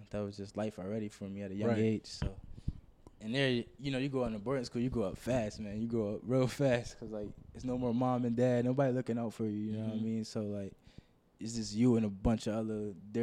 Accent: Philadelphia, Pennsylvania, United States; moved away as an adult; now in Los Angeles, United States; I'm from Philly, from North Philly

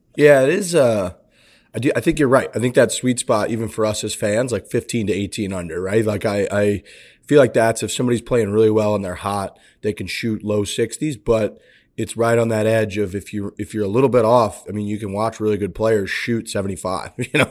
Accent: St. Louis, Missouri, United States; I'm from Saint Louis

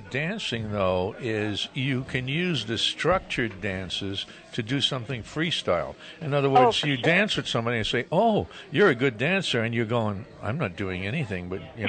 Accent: New York City, New York, United States; Since I was born in Brooklyn

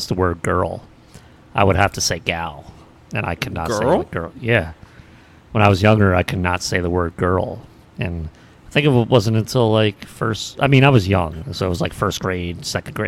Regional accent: Philadelphia, Pennsylvania, United States; the great city of Philadelphia.

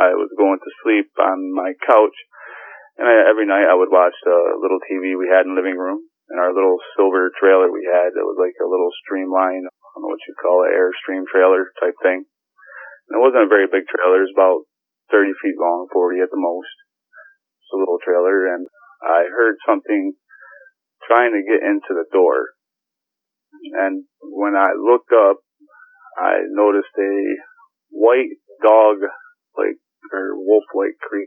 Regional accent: Saratoga Springs, New York, United States; I'm from New York. I was born in Saratoga, born and raised New Yorker

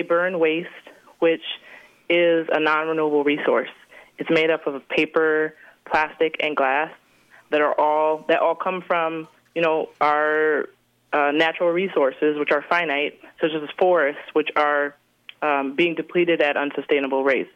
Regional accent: Detroit, Michigan, United States; I'm from Detroit, Michigan, and where I'm from, there's one of the largest incinerators in the country

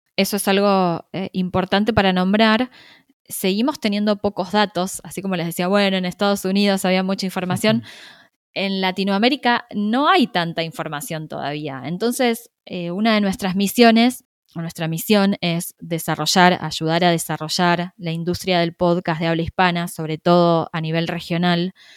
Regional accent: Argentina; yo soy argentina, vivo en Buenos Aires

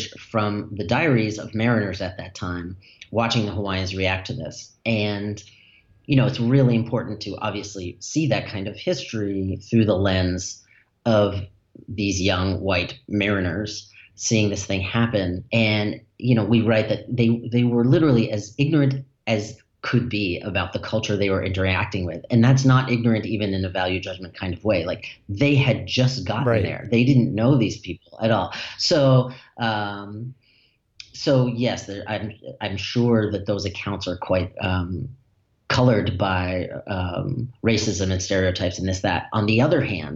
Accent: Newton, Massachusetts, United States; where I grew up in Newton, Massachusetts.

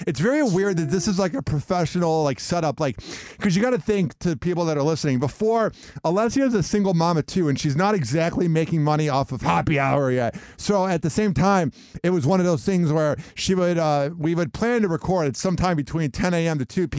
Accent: Midwest, United States; Growing up in the Midwest, it was cold out.

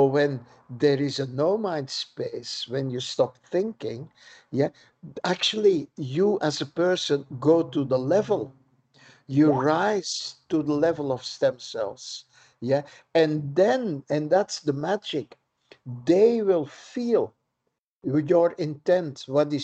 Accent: Belgium; moved away; I'm born in Belgium

